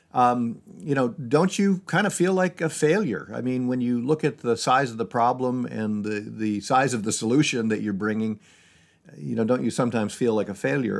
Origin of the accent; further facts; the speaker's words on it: Syracuse, New York, United States; moved away as an adult; now in Seattle, United States; I grew up in Syracuse, New York